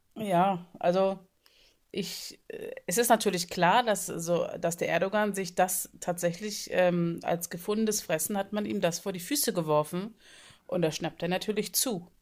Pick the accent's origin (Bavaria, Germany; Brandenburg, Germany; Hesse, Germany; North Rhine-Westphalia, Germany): North Rhine-Westphalia, Germany; Bonn; now in Flensburg, Germany; ich bin ja in Bonn aufgewachsen